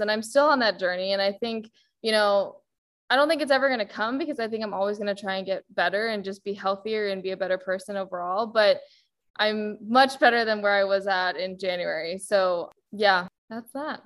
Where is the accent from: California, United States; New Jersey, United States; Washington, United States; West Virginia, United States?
California, United States; Bay Area; also born or lived in Boston; born and raised in the Bay Area